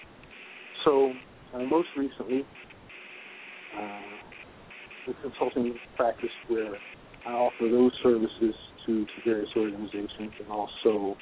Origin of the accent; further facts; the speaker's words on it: Westerly, Rhode Island, United States; I'm from Westerly, born and bred